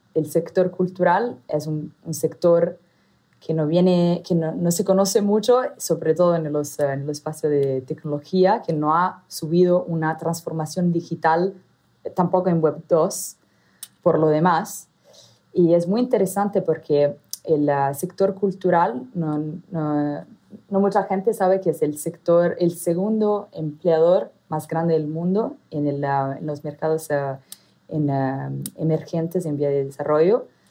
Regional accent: Italy; accent: Italian; first language Italian; Spanish is a second language; moved away as an adult; also born or lived in Southeast Asia / Arab Gulf; mi acento, soy italiana de origen. Entonces, el español es mi tercer idioma

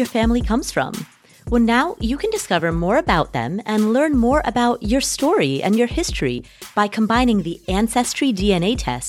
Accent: Kathmandu, Bagmati, Nepal; As many of you know, I am from Nepal. I was born in Kathmandu, Nepal. Both of my parents are Nepalese

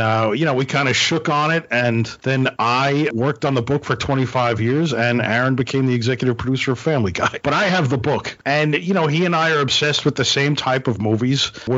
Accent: Brooklyn, New York, United States; And he and I grew up in Brooklyn, New York in the 70s, right around the corner from each other, didn't know each other until we went to college.

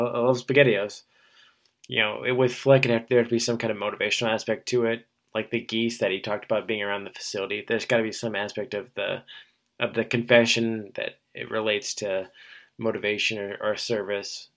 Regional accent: Iowa, United States; growing up in Iowa

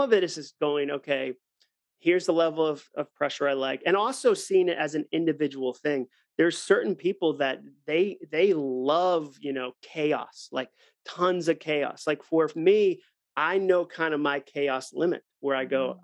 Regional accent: Ipswich, Massachusetts, United States; growing up in Ipswich on the North Shore of Massachusetts

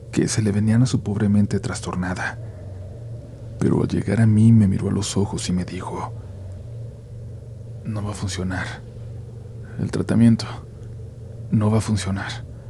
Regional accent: Iztapalapa, Mexico City, Mexico; Yo soy oriundo de Iztapalapa, para ser más preciso de la zona del Cerro de la Estrella, zona que por cierto está llena de mucho misticismo

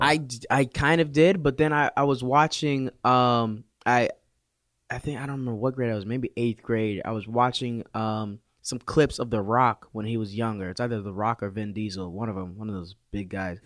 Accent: West Palm Beach, Florida, United States; also born or lived in Canada; I'm from Florida, West Palm Beach. Um, I was born in Canada. raising the mean streets of Palm Beach

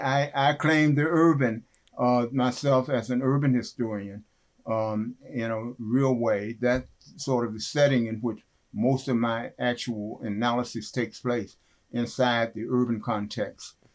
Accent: West Virginia, United States; moved away; also born or lived in Kenosha, Wisconsin / Evanston, Illinois; growing up in West Virginia

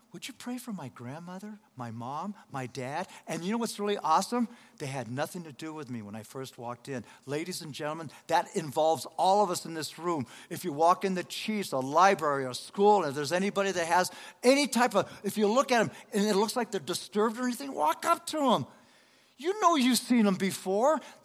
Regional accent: Denver, Colorado, United States; also born or lived in Los Angeles, California; I'm from Los Angeles, California, but I was raised in Denver, Colorado.

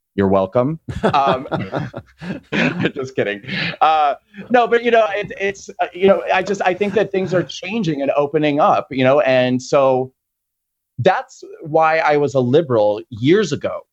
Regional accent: Nebraska, United States; moved away; I grew up in Nebraska

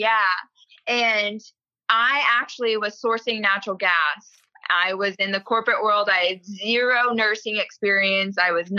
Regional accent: South Korea; born there; So I'm a self-proclaimed Army brat, but my father served in the Army for 22 years, retired, and then has continued working on base at Fort Knox. So growing up, I was born in Korea on an Army base

